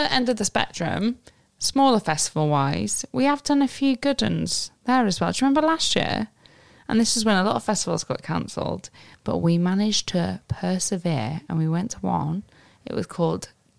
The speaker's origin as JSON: {"language": "English", "town": "Wrexham", "region": "Wales", "country": "United Kingdom", "moved": "yes", "said": "so I'm from Wrexham"}